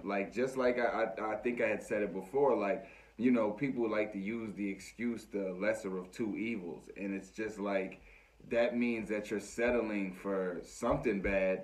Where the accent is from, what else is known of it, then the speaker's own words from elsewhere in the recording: United States; as American people